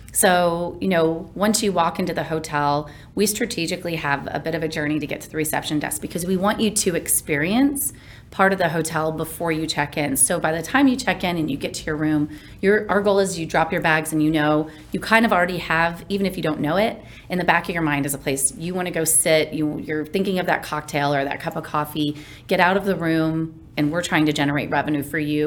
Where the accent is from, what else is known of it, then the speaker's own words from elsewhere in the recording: Kansas, United States; now in Dallas, United States; growing up in Kansas